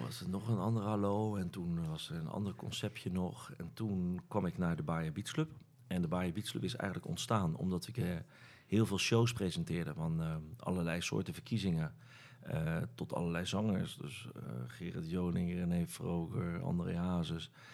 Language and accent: Dutch; Rotterdam, South Holland, Netherlands; ik kom uit, het oude noorden in Rotterdam